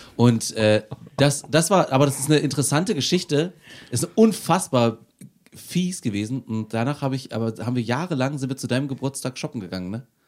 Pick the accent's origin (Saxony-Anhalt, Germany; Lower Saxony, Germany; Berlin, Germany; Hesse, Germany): Saxony-Anhalt, Germany; Aschersleben; Aus Aschersleben.